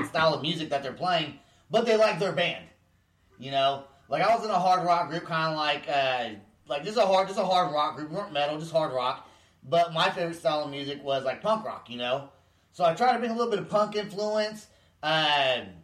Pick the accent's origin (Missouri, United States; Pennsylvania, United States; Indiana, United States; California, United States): California, United States; Vacaville; I'm from Vacaville